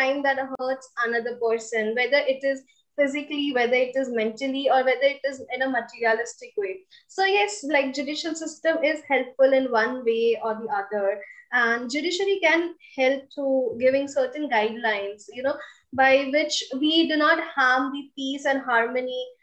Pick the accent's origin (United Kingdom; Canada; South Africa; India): India; I'm coming from India